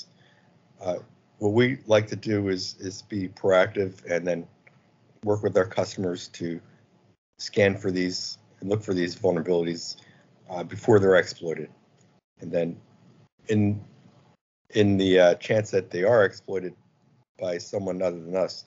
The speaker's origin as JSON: {"language": "English", "region": "Virginia", "country": "United States", "said": "I'm from Virginia, and I run a small company called Polito Incorporated"}